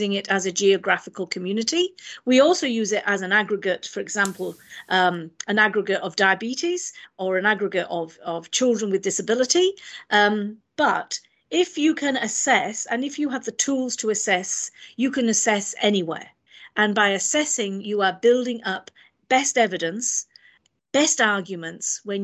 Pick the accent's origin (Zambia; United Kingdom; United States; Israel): United Kingdom; Wales; now in New Zealand; I am from Wales